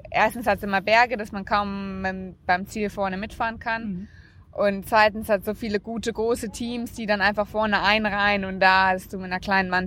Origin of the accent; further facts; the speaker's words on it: Namibia; Und ich bin auch sehr stolz darauf, mein Heimatland hier zu vertreten.